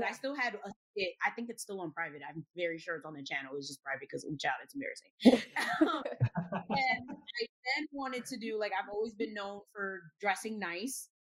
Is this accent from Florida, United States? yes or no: no; Elizabeth, New Jersey, United States; also born or lived in Bay Shore, Long Island, New York / Newark, New Jersey; So I was practically raised in Jersey my entire life. Grew up in Elizabeth, New Jersey. Currently live in Newark.